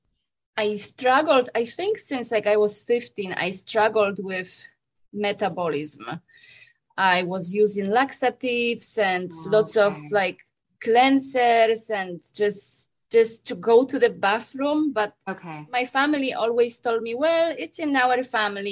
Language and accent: English; Poland; moved away; I was born and raised in Poland